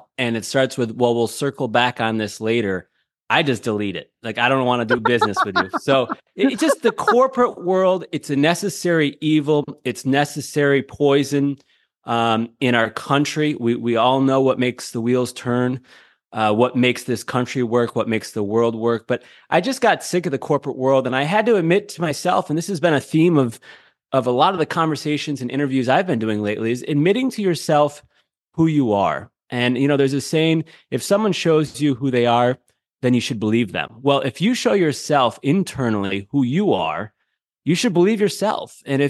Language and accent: English; Syracuse, New York, United States; You know, I'm a kid from Central New York, Syracuse, New York.